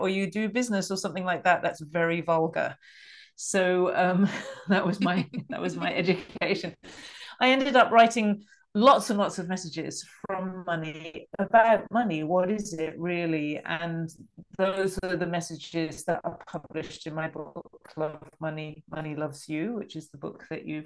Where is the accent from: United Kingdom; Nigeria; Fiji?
United Kingdom; England; accent: middle class English; I'm British, and I grew up in England.